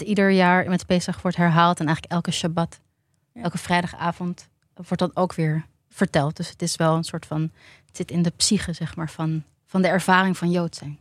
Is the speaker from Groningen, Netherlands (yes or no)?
no; Tiel, Gelderland, Netherlands; ik ben geboren in Tiel